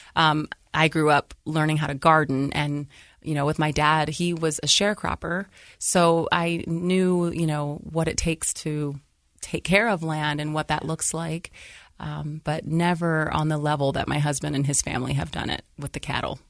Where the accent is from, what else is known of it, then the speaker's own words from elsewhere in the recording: Lorain, Ohio, United States; moved away as an adult; now in Utah, United States; I grew up and, uh, Lorain, Ohio. It's outside of Greater Cleveland area, about twenty minutes